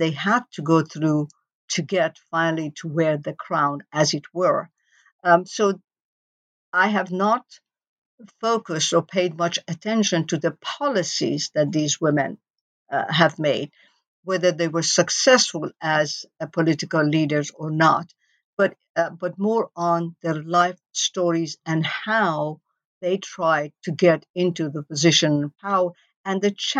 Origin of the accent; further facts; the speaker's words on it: Iran; moved away; growing up in Iran